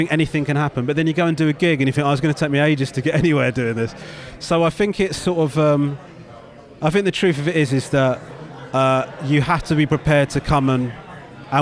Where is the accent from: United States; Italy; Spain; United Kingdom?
United Kingdom; me as a Brit